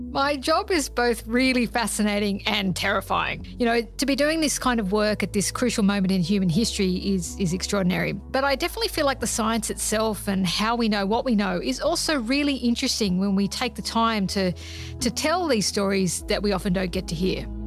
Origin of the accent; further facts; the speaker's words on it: Sydney, New South Wales, Australia; I grew up in Sydney